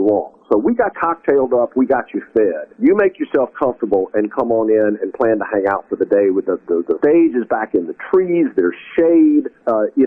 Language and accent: English; Mississippi, United States; moved away; after spending, decades outside of our home state, come back and to be part of celebrating that, the coolness of Mississippi